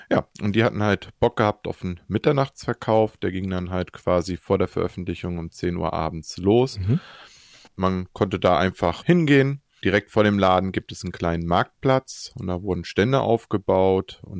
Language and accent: German; Leipzig, Saxony, Germany; Genau, quasi nah an meiner alten Heimatstadt Leipzig. Leipzig. Wo ich ursprünglich geboren bin tatsächlich, man hört es aber nicht mehr.